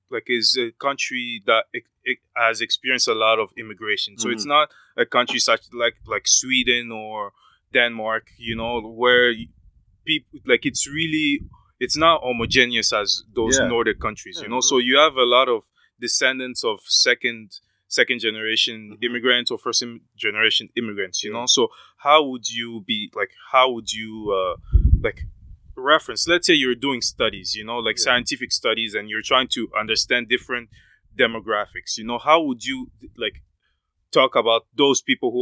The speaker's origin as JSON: {"language": "English", "country": "Canada", "said": "like myself, I'm a Canadian, you know, like I'm a Canadian."}